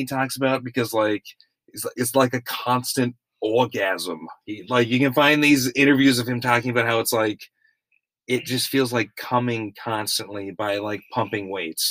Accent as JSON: {"language": "English", "country": "Austria", "tie": "born there", "said": "I was born in Austria."}